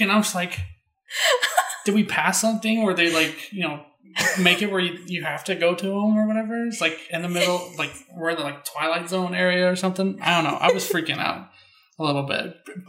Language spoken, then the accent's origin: English; the South, United States; we're also from the South.